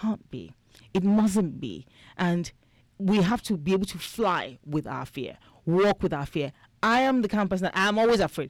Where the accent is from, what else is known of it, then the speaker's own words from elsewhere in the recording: Nigeria; now in United States; I'm from Nigeria